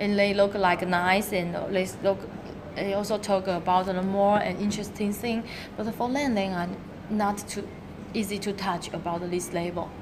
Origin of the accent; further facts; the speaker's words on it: Taiwan; English is a second language; moved away as an adult; now in Shenzhen, China; I come from Taiwan, so yeah. now I'm working in Shenzhen almost six year